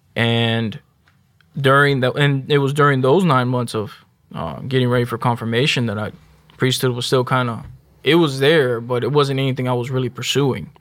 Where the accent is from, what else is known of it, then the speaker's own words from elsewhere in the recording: Houston, Texas, United States; also born or lived in Spring, Texas; I grew up in North Houston, uh, little like not 45 and 1960 area